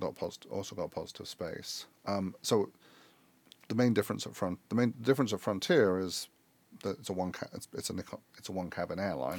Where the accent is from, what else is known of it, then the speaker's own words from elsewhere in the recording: London, United Kingdom; moved away as an adult; also born or lived in Chicago; I grew up in London.